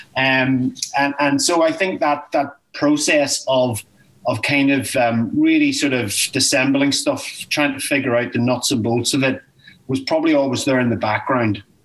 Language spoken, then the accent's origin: English; Newry, Northern Ireland, United Kingdom; I grew up in Newry. Uh, I was born in Newry and um, and educated in Newry